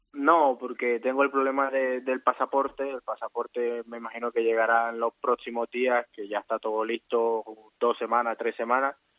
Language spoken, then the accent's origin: Spanish; Santa Marta, Magdalena, Colombia; moved away as an adult; also born or lived in Granada, Spain / Valladolid, Spain; now in Tarragona, Spain; Yo soy de la parte norte colombiana, de Santa Marta, más precisamente